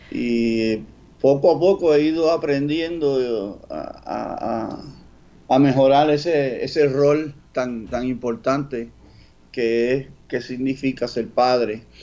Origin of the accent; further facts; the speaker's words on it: Orlando, Florida, United States; born there; Bueno, yo nací en Orlando, Florida, que ahora es una ciudad eh, semi-puertorriqueña, porque viven muchos puertorriqueños allá.